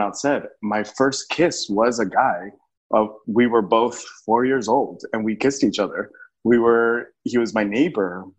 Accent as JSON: {"language": "English", "town": "El Paso", "region": "Texas", "country": "United States", "tie": "born or raised there", "also_born_or_lived": "New York City", "moved": "as an adult", "said": "I was born in El Paso, Texas"}